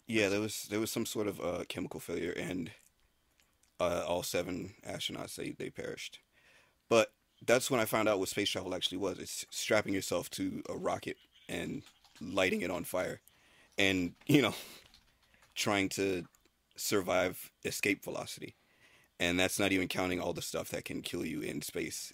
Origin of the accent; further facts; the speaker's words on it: Tallahassee, Florida, United States; I was born in Florida. Tallahassee, Florida